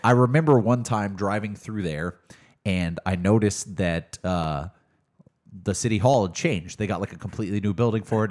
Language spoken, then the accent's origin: English; Mesquite, Texas, United States; also born or lived in Tyler, Texas; I grew up in Dallas, um, but did spend a lot of time in Tyler